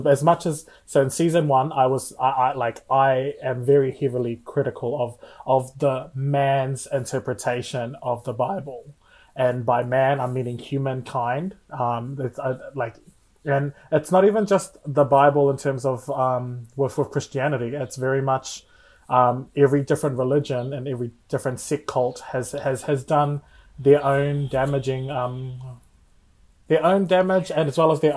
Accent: Rotuma, Fiji; now in New Zealand; I was raised fully immersed in Catholicism from the islands

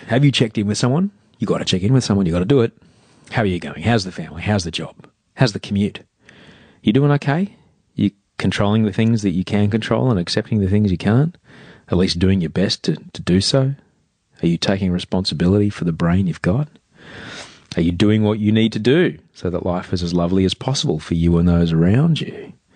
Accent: Australia; as an Australian

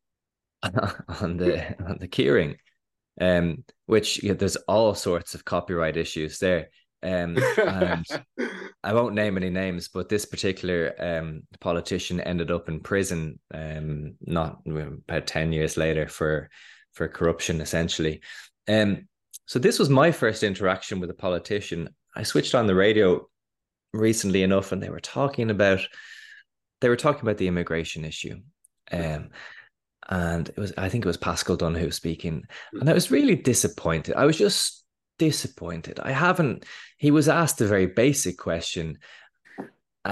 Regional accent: Dublin, Leinster, Ireland; I grew up in Dublin

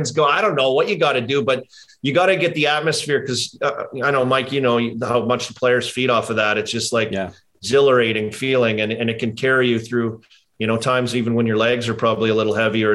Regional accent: Saskatchewan, Canada; I'm from Saskatchewan

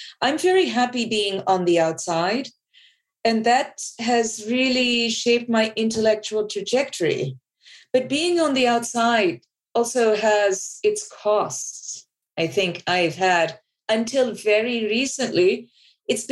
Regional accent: Bangladesh; I grew up in Bangladesh

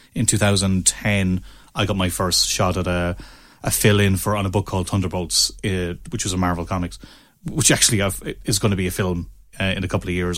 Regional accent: Ennis, Munster, Ireland; also born or lived in Limerick; I'm from Ennis, down the road

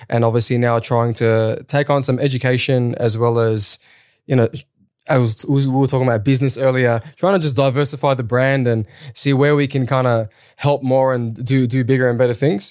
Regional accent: Sydney, New South Wales, Australia; also born or lived in Kurdistan (born overseas); I came to Australia when I was three with my older sister. Uh, I grew up in Sydney's West. I grew up in Auburn and Granville.

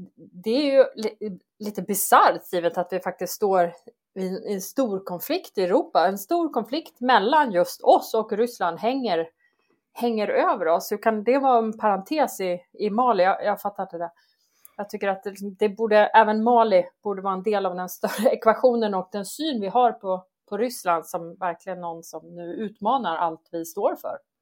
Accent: Sweden; det som vi svenskar är rädda för

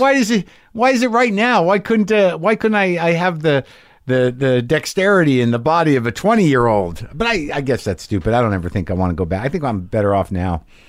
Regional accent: Albuquerque, New Mexico, United States; moved away; also born or lived in New Jersey; I grew up in Albuquerque

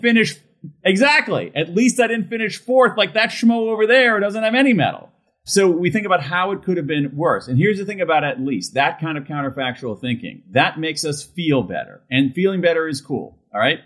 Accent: Columbus, Ohio, United States; I grew up in Central Ohio, Columbus, Ohio

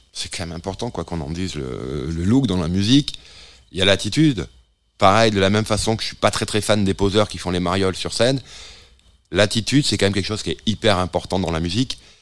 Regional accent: the South-West, south-west France, France; je suis originaire du Sud-Ouest

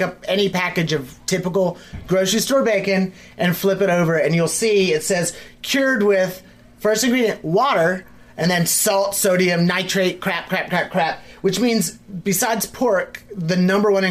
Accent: the South, United States; being born and raised in the South

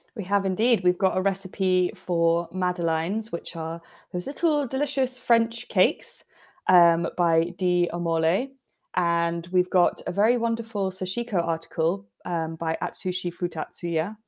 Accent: United Kingdom; we're British

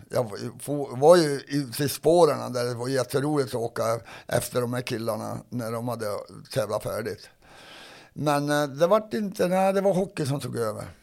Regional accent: Sweden; För jag var ju först som svensk i alla fall in där.

